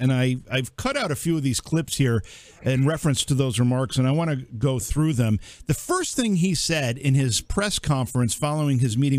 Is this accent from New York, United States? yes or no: yes; Cooperstown, New York, United States; my hometown here where you once lived, Cooperstown, New York.